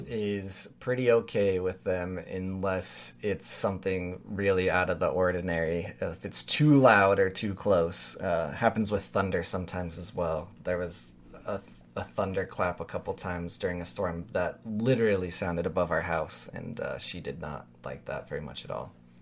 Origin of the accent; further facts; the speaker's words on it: Utah, United States; Listen, I grew up in Utah as well. It might as well be a southern state.